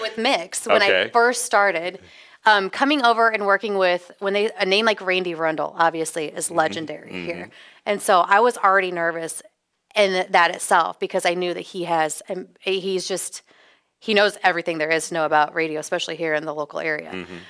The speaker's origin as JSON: {"language": "English", "region": "Scotland", "country": "United Kingdom", "said": "No, I'm Scottish."}